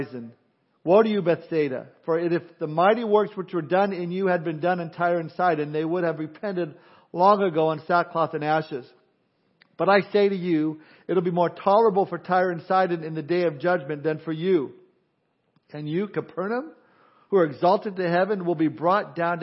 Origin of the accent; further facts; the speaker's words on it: California, United States; I'm from California